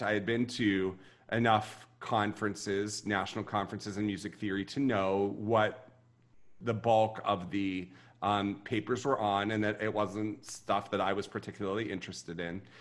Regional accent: Ohio side, Ohio River town near Pittsburgh, United States; now in Austin, United States; the little town that I grew up in was on the Ohio River, and it was probably you know, maybe 10 minutes from the borders of both West Virginia and Pennsylvania

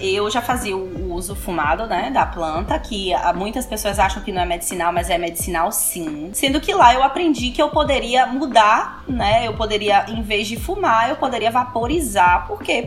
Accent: Salvador, Bahia, Brazil; also born or lived in Toronto; Sou braba, é baiana, soteropolitana falando aqui com vocês

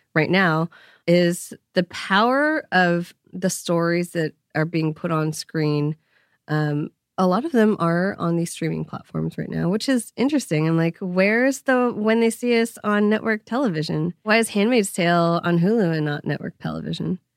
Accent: Bay Area, California, United States; I grew up in Bay Area in the nineties

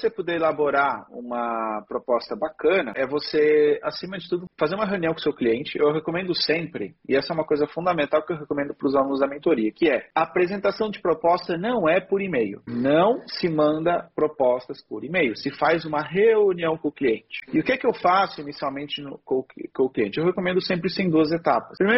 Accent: Luanda, Luanda Province, Angola; Sim, sou de Angola.

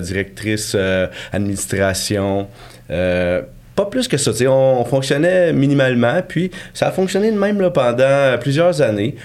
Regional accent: Victoriaville, Quebec, Canada; moved away; also born or lived in Sherbrooke; moi je suis de Victoriaville en fait, je suis natif de là.

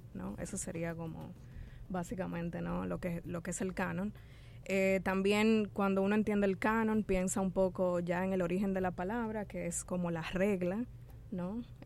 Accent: Dominican Republic; nuestra sociedad dominicana

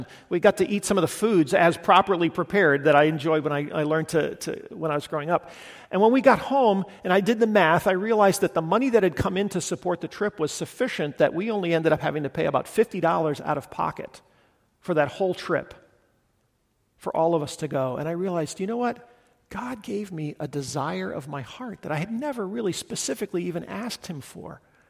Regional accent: Guatemala; I grew up in Guatemala, and it's just profoundly formative in my life and my imagination, lots of things.

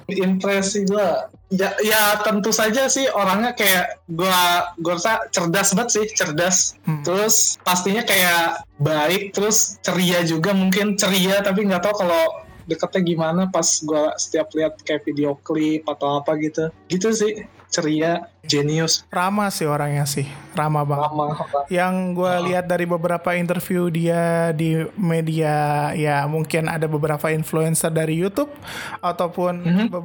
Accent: Ciamis, West Java, Indonesia; gue kalau misalkan pulang ke kampung halaman gue khususnya ke Ci ke Ciamis ke arah sono

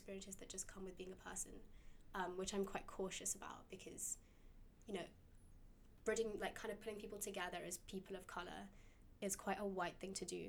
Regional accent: London, United Kingdom; I grew up in Shepherd's Bush, which is quite a diverse area within London.

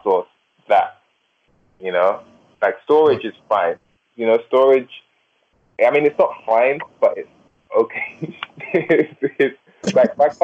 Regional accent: England, United Kingdom; I'm from England

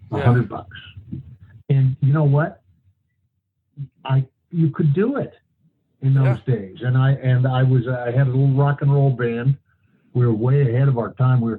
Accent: Kalispell, Montana, United States; Well, it was interesting. That was, uh, uh, it was a small town at that time. It was like uh, 7,500 people, I think.

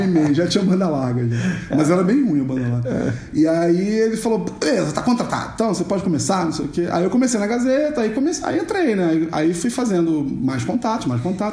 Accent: Rio de Janeiro, Brazil; accent: carioca chiado; moved away as an adult; now in São Paulo, Brazil; eu sou carioca, já devem ter percebido pelo chiado, não é uma panela de pressão, é um carioca. Eu moro em São Paulo há um pouco mais de 10 anos

